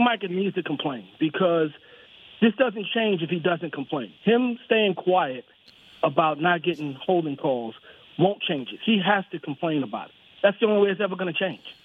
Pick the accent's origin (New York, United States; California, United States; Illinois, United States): New York, United States; I was from New York